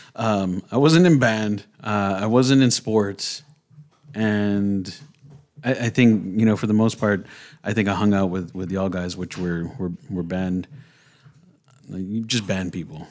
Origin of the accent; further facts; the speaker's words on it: San Antonio, Texas, United States; when we were growing up, it was pretty fucking rough, 'cause I'm from the creek